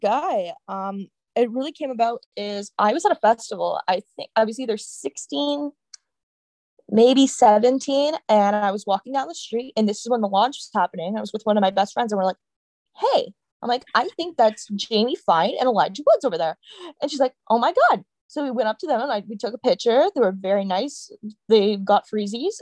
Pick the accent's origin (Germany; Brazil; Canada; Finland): Canada; also born or lived in California, United States; I turned about two years old, we decided to move back to Canada to see my grandmother and have our family who was around us, and also for me to learn French